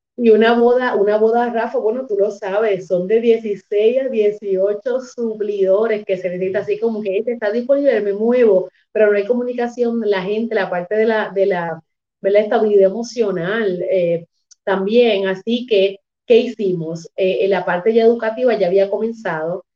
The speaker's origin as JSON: {"language": "Spanish", "town": "Humacao", "country": "Puerto Rico", "said": "yo soy de Humacao, soy del campo de Humacao"}